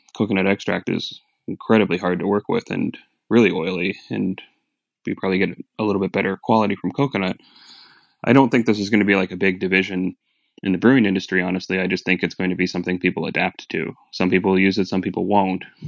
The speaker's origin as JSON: {"language": "English", "town": "Phoenix", "region": "Arizona", "country": "United States", "moved": "yes", "said": "I'm from Phoenix originally."}